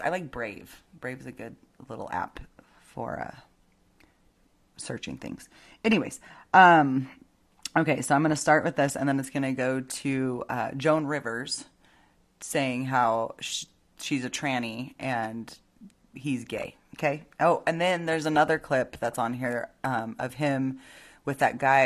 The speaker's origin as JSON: {"language": "English", "country": "United States"}